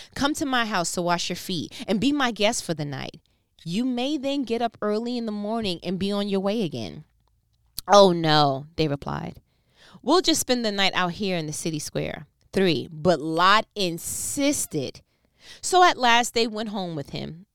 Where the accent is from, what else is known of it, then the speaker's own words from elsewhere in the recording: New York, United States; I'm from New York